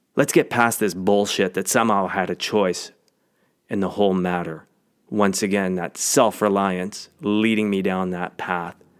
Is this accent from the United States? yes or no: no; Canadian Prairies, Canada; I grew up on the Canadian prairies